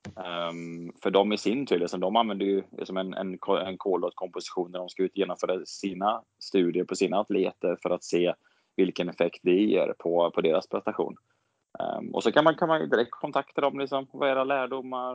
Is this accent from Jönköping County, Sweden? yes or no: no; Borås, Västra Götaland, Sweden; moved away as an adult; now in Gothenburg, Sweden; jag växte upp i Borås